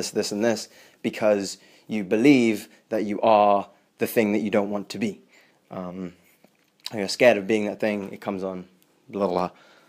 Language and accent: English; England, United Kingdom; also born or lived in South Africa; So growing up, I grew up between England and growing up in England and South Africa. So I wouldn't really spend any more than like 3 years in one place, just constantly moving all the time.